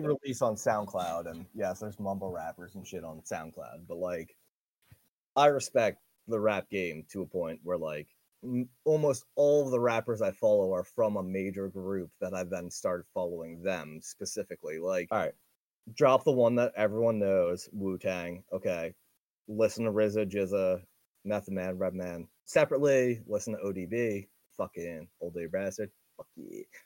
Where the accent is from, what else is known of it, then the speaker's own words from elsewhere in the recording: New York, United States; I'm from New York